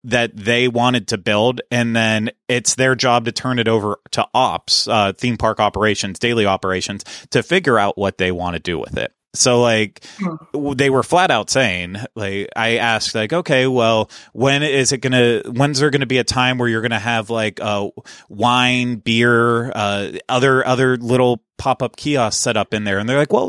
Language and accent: English; Pittsburgh, Pennsylvania, United States; now in Orlando, United States; growing up in Pittsburgh, Pittsburgh felt like a massive city.